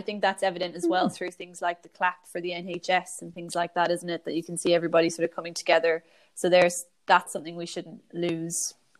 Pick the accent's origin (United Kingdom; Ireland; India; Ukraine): Ireland; moved away; obviously being Irish, all my family and friends and so on are at home